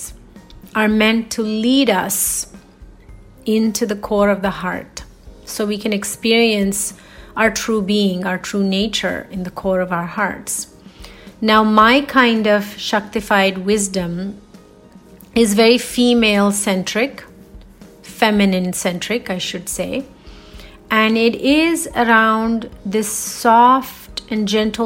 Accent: India; as Indian women

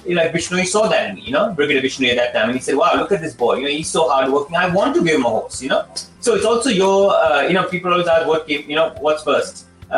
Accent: India; moved away; But I never had that opportunity because I not, you know, trained, I came from India.

